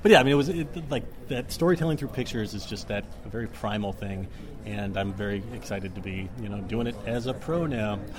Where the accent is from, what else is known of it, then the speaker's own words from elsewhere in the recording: Dallas, Texas, United States; also born or lived in Oxford; I grew up in Dallas as a kid